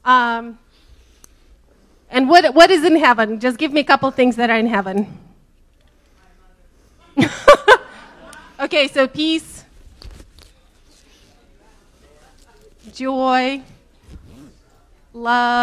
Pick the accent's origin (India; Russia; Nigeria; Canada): Russia; Siberia; now in Georgia, United States; I'm from Siberia